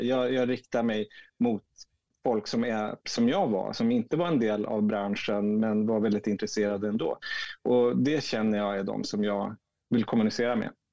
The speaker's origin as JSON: {"language": "Swedish", "town": "Umeå", "region": "Västerbotten County", "country": "Sweden", "tie": "born or raised there", "also_born_or_lived": "Piteå, Sweden", "moved": "yes", "lives_now": "Stockholm, Sweden", "said": "jag bor i Stockholm, född i Piteå, uppvuxen i Umeå."}